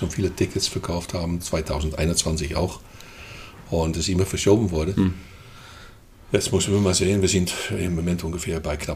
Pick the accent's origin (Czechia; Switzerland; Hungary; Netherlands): Netherlands; moved away as an adult; now in Germany; Ja, ich komme aus den Niederlanden. Hm. Ja, oder lieber gesagt Holland, hm. weil ich komme tatsächlich aus Holland.